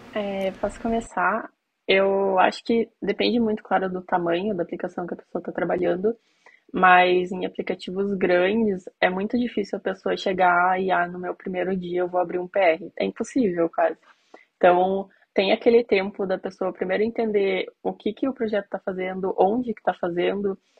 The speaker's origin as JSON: {"language": "Portuguese", "town": "Curitiba", "region": "Paraná", "country": "Brazil", "said": "Eu sou de Curitiba"}